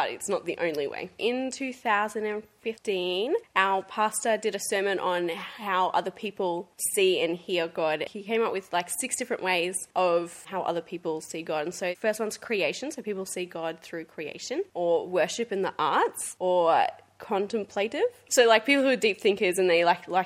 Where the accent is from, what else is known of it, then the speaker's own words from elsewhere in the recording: Gold Coast, Queensland, Australia; grew up on the Gold Coast